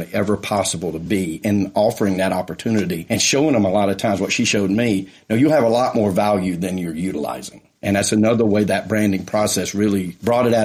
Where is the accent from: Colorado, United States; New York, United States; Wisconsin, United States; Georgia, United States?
Georgia, United States; Atlanta; I had an office in my hometown of Atlanta in the suburbs